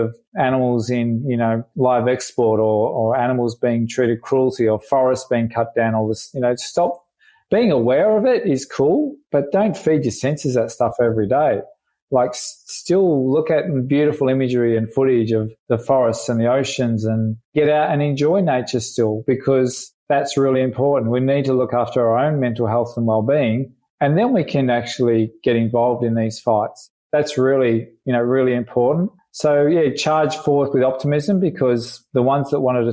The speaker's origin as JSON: {"language": "English", "town": "Melbourne", "region": "Victoria", "country": "Australia", "tie": "born or raised there", "said": "I grew up in Melbourne and I lived down the creek and lifting rocks and catching lizards and snakes"}